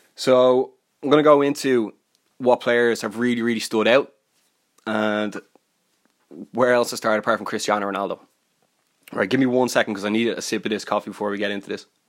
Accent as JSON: {"language": "English", "country": "Ireland", "said": "I'm from Ireland"}